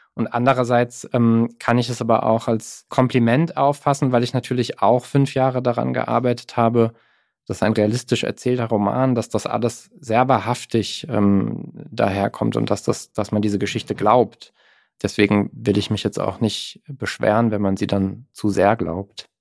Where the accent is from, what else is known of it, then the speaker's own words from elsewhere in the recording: Mannheim, Baden-Württemberg, Germany; ich bin in Mannheim aufgewachsen